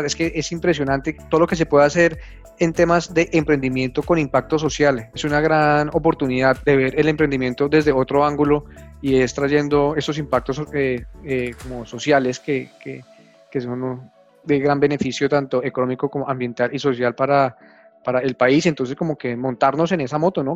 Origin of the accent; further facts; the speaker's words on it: Colombia; somos todos los colombianos